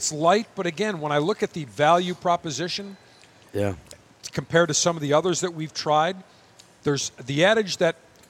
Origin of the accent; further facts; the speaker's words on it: Buffalo, New York, United States; my hometown of Buffalo